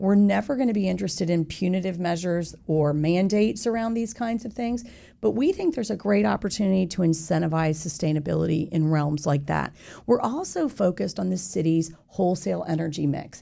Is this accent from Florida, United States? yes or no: yes; Winter Park, Florida, United States; I grew up in Winter Park from the age of ten.